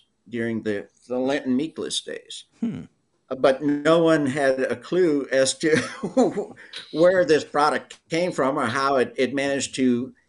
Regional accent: St. Landry Parish, Louisiana, United States; I grew up in St. Landry Parish, which is in the Louisiana coastal plain.

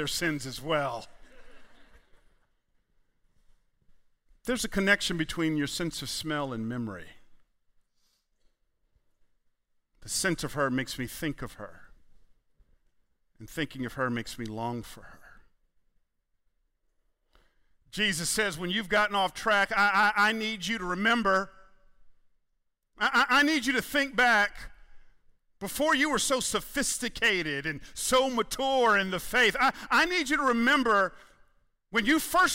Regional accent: Atlanta, Georgia, United States; I'm a Southerner. I grew up in Atlanta.

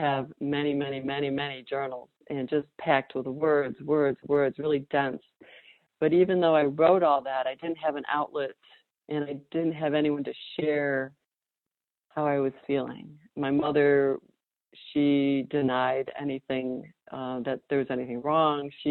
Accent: Chicago suburbs, Illinois, United States; now in Raleigh, United States; I grew up in the Chicago suburbs.

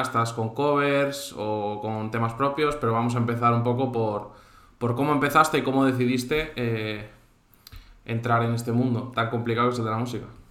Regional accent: Cantabria, Spain; now in Valencia, Spain; yo mismo, que soy cántabro

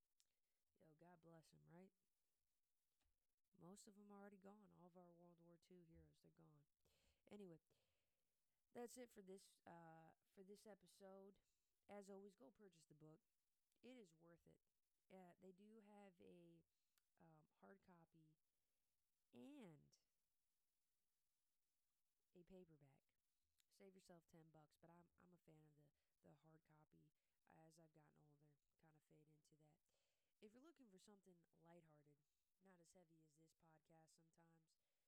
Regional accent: United States; I am an American

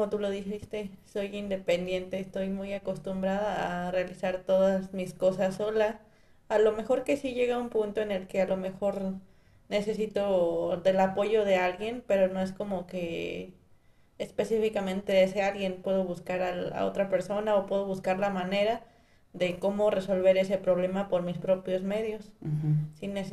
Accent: Valle de Santiago, Guanajuato, Mexico; Ok, está situado en Guanajuato, está aproximadamente a una hora y media de Guanajuato.

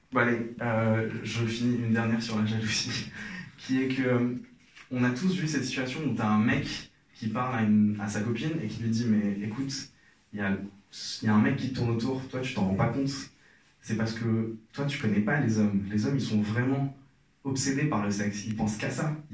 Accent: Algeria; now in Paris, France; Alors, euh, moi je suis algérien, je suis à Paris depuis pas longtemps. Et enfin, depuis quelques années.

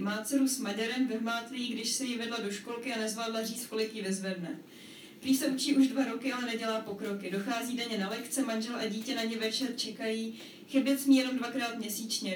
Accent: Prague, Czechia; pocházím z Prahy a jsem v podstatě jakoby tímhle samozřejmě ovlivněná

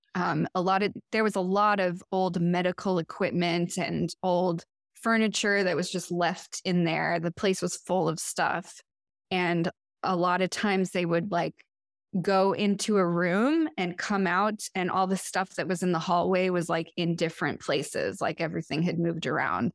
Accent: Portland, Oregon, United States; now in Chicago, United States; from Portland, Oregon, which is where I had grown up.

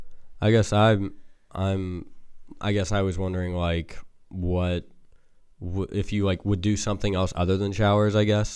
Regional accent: Dayton, Ohio, United States; I'm from Dayrock, Dayton.

